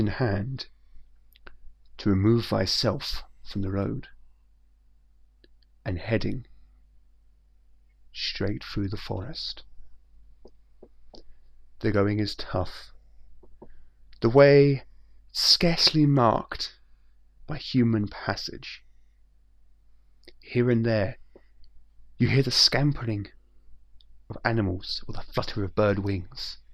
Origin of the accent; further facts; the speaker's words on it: England, United Kingdom; I'm English